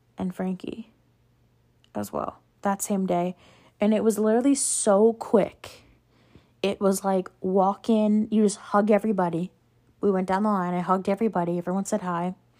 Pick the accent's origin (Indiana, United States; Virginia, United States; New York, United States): New York, United States; we're from New York